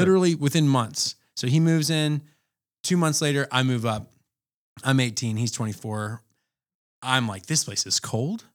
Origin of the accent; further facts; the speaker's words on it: Atlanta, Georgia, United States; moved away as an adult; now in Anchorage, United States; I, uh, born and raised in Atlanta, but I've had ties to Anchorage since two thousand nine